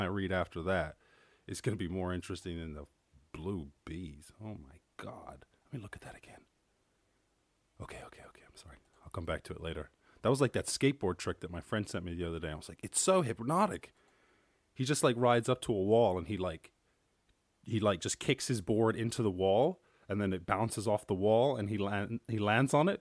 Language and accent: English; Ireland; I'm from Ireland.